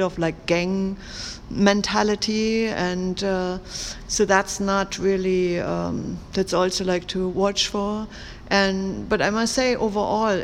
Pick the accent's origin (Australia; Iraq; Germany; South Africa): Germany; moved away; in Germany, back in my hometown